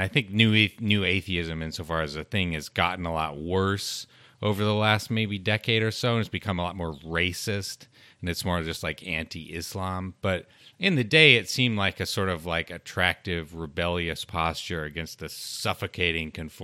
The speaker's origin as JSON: {"language": "English", "region": "Colorado", "country": "United States", "tie": "born or raised there", "also_born_or_lived": "Utah", "said": "I grew up in Utah and in rural Colorado"}